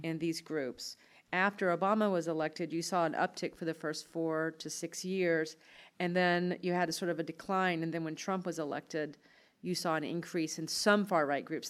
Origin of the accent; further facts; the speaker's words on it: Altavista, Virginia, United States; where I grew up in Alta Vista, Virginia